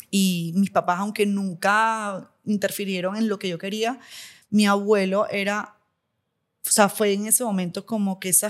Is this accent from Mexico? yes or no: no; Venezuela; also born or lived in Maracaibo; Además que nací en Maracaibo, a mí me cuesta decir de dónde soy de Venezuela porque es que he vivido en cuatro ciudades, o sea, viví en cuatro ciudades de Venezuela, entonces, ah, soy de allá.